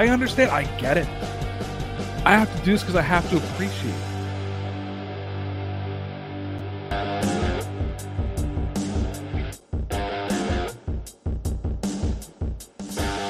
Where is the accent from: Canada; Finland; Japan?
Canada; now in Toronto, Canada; I'm Canadian